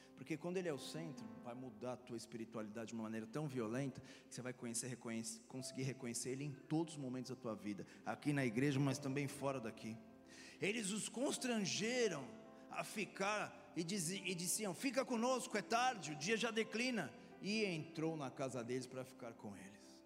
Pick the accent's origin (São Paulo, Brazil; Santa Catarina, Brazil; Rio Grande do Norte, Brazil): Santa Catarina, Brazil; Florianópolis; moved away; minha terra Florianópolis